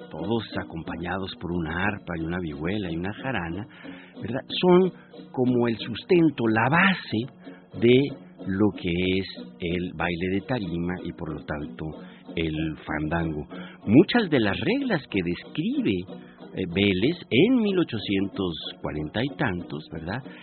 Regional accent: Chilango, Mexico City, Mexico; somos los chilangos

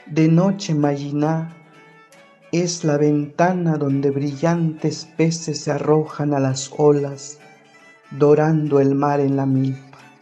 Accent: Tumbalá, Chiapas, Mexico; first language Ch'ol; Spanish is a second language; formo parte de la cultura chol, nací en Pactiún Tumbalá, Chiapas

